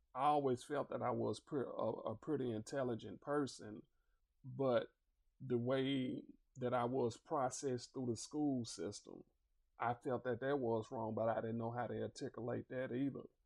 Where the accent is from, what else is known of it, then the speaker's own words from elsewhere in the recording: Little Rock, Arkansas, United States; I'm originally from Little Rock, Arkansas. I grew up in uh, the Granite Mountain Housing Projects.